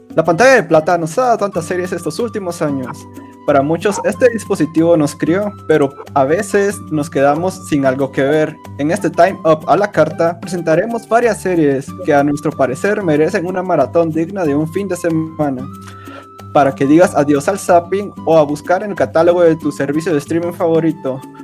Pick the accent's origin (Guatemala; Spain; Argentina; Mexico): Guatemala; al menos aquí donde somos, de Guatemala